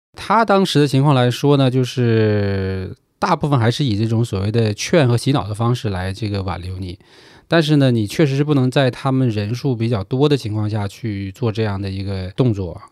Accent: Northeast China, China; moved away as an adult; also born or lived in Guangzhou; now in Shenzhen, China; 我是东北人

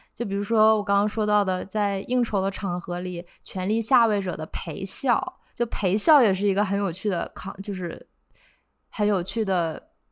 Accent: Northeast China, China; now in New York, United States; 我是，我来自东北

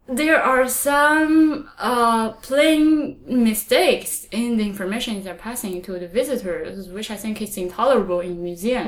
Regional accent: China; first language Chinese; English is a second language; moved away as an adult; now in Montreal, Canada; because I grew up in China

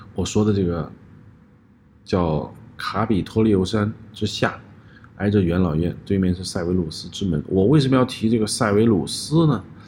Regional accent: Hubei, China; moved away; also born or lived in Nanjing; 我的老家湖北

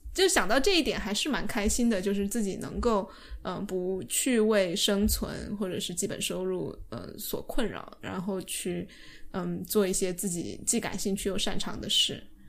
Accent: China; 我们中国人

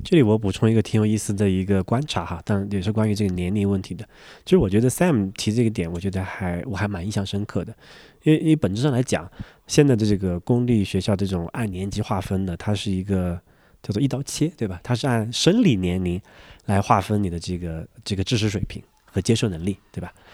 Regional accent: Sichuan, China; moved away; 我的老家，是在四川的一个， 一个小县城的一个乡下

